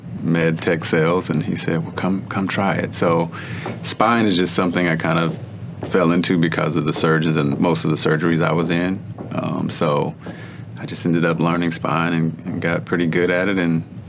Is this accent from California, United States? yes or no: no; Texas, United States; Growing up in Texas